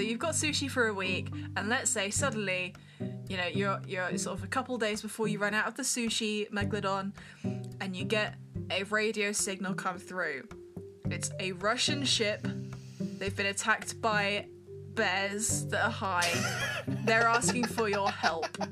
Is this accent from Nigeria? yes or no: no; United Kingdom; We're British